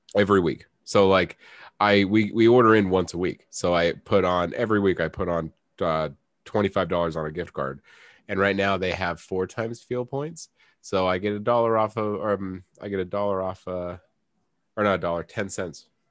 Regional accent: United States; I'm an American.

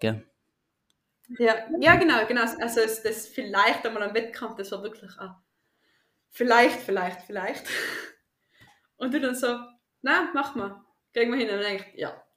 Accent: Tyrol, Austria; ich komme aus Österreich, aus Tirol

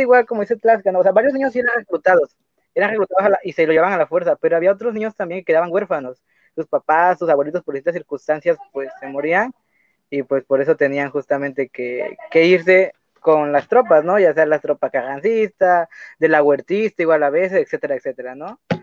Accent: Mexico; yo soy mexicano

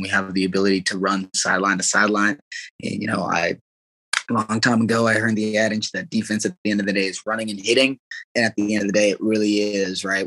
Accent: Arizona, United States; also born or lived in Iowa / California / Mississippi; now in Kansas, United States; I'm from Arizona, went to northern Iowa and from northern Iowa into California, California went to Mississippi.

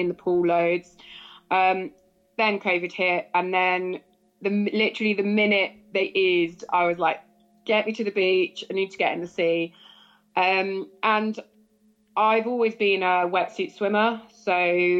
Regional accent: Cornwall, South West England, United Kingdom; being a Cornish girl

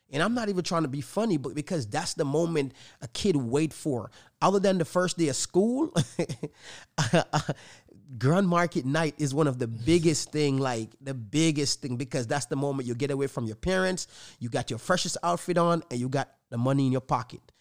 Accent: Jamaica; moved away; I was born in Jamaica

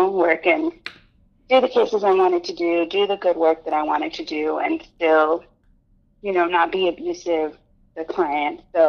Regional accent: Houston, Texas, United States; I'm originally from Texas, I was born close to the border and was raised in Houston

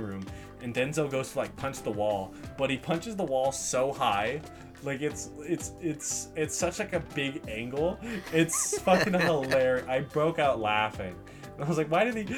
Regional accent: Kern County, California, United States; We're from Kern County

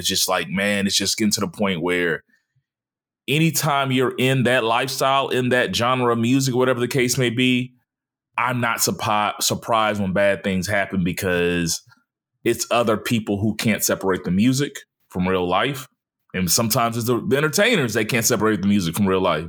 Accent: Mobile, Alabama, United States; born or raised there; moved away

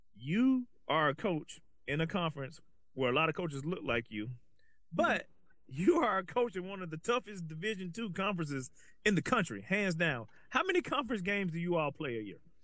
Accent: Alabama, United States; moved away as an adult; now in Los Angeles, United States; I'm from Alabama

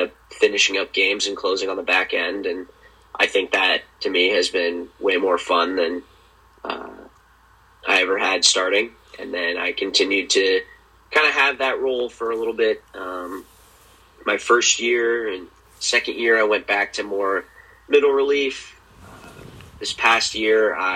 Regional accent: Columbus, Ohio, United States; I'm from Columbus

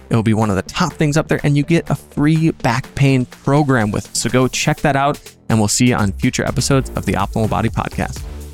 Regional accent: Minnesota, United States; moved away as an adult; now in California, United States; I'm from Minnesota

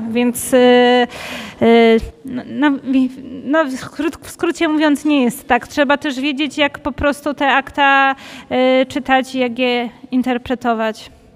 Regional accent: Katowice, Silesian Voivodeship, Poland; u nas w Katowicach

